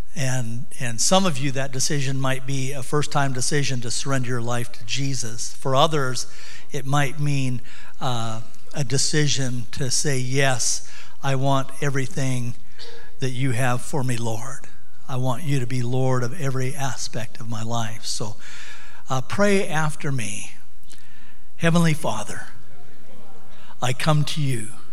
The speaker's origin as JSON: {"language": "English", "town": "Sunburst", "region": "Montana", "country": "United States", "tie": "born or raised there", "also_born_or_lived": "Missoula, Montana", "said": "We grew up in Sunburst."}